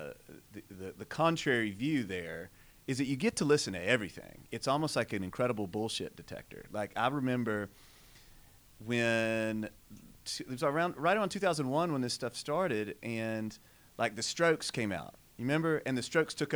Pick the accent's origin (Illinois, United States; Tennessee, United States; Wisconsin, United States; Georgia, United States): Tennessee, United States; Millington; we grew up in just outside of Memphis, Tennessee. The closest town is Millington, Tennessee